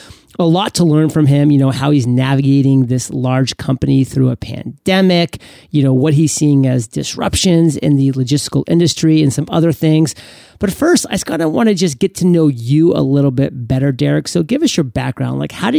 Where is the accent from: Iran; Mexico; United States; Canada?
Canada; I'm actually a French Canadian